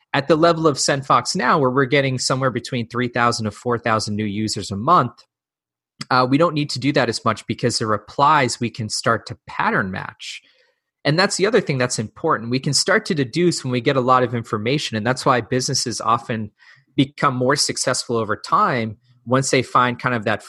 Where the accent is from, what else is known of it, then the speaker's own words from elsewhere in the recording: New England, United States; I grew up in New England